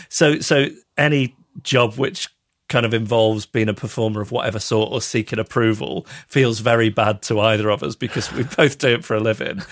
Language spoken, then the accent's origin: English; Macclesfield, North West England, United Kingdom; also born or lived in Withington, Manchester; I was born in Withington, but I was actually brought up just south of Manchester in Macclesfield